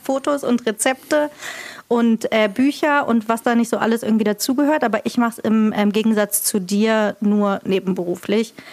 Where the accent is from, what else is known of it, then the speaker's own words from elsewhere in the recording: Marburg, Hesse, Germany; Ich bin sowas von in Marburg geboren und in Marburg immer gewohnt und aufgewachsen, auch nicht in einem Dorf oder Stadtteil.